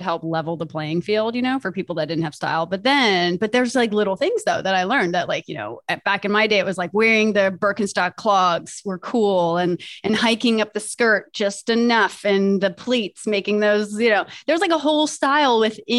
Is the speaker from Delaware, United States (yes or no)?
yes; Delaware, United States; moved away; also born or lived in New York; I'm from Delaware. It's a very small state